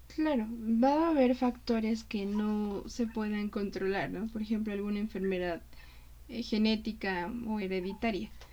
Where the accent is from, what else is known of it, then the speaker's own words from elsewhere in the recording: Mexico; como mexicanos